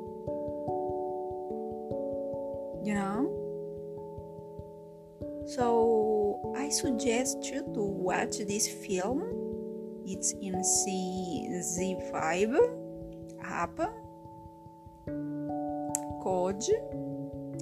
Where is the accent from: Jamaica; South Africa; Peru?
Peru; I am Peruvian, I am from Latin America